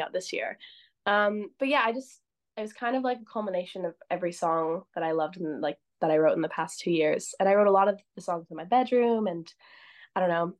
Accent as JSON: {"language": "English", "country": "Canada", "said": "I'm from Canada"}